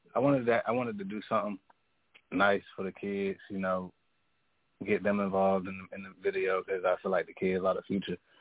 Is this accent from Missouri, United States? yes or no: no; Hampton, Virginia, United States; I'm calling from Hampton, Virginia, born and raised